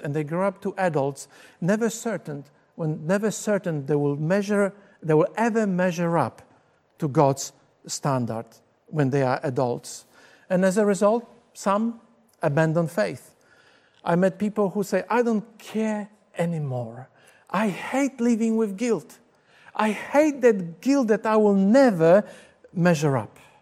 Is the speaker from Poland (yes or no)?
yes; Poland; English is a second language; moved away as an adult; now in Australia; I grew up in Poland until the age of twenty-two. I came to Australia in nineteen eighty-six. This is when I learned to speak English